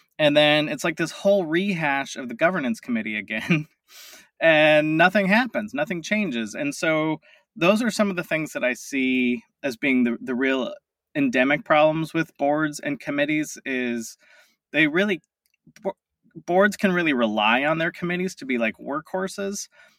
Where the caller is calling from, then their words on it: Tacoma, Washington, United States; I am in Tacoma, Washington, just a little bit south of Seattle.